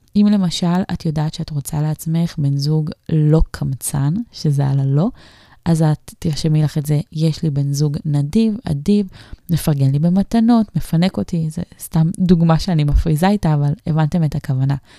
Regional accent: Kiryat Ekron, Central District, Israel; moved away; כשהיינו אה, גרים בקריית עקרון, זאת אומרת שהייתי באמת ממש קטנה, מתחת לגיל 14

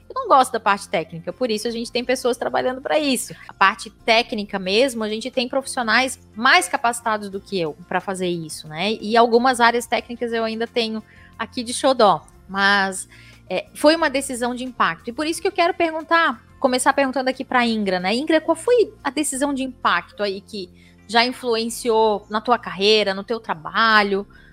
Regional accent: Florianópolis, Santa Catarina, Brazil; accent: manezinho da ilha; vocês estão ouvindo o meu sotaque, manezinha da ilha, aqui de Florianópolis, uma fala arrastada.

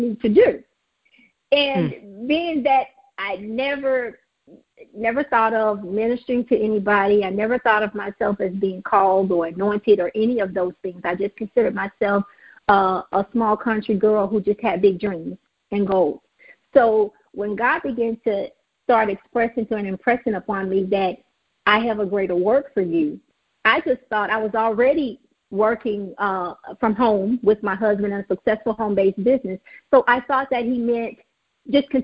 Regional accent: Greenville, Mississippi, United States; accent: southern; moved away as an adult; now in Houston, United States; I grew up in a little small town in Greenville, Mississippi

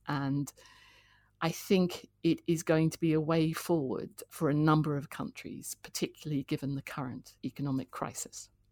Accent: Canberra, Australian Capital Territory, Australia; moved away as an adult; also born or lived in Sydney / London; now in United Kingdom; I was born in Sydney and, uh, grew up in Canberra

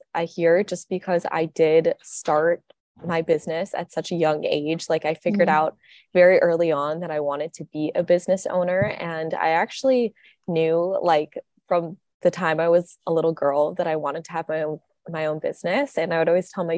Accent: Minnesota, United States; I'm from Minnesota too

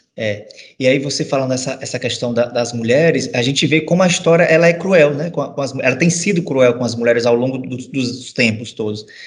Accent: Northeast Brazil, Brazil; eu sou nordestino, sou filho de repentista

